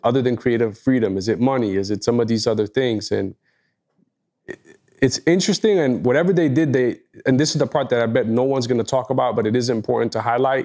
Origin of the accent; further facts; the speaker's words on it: New York, United States; as a New Yorker